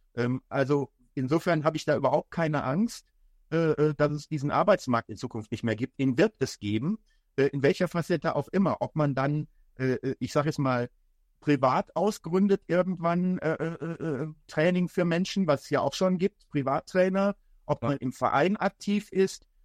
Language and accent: German; Germany; als Deutscher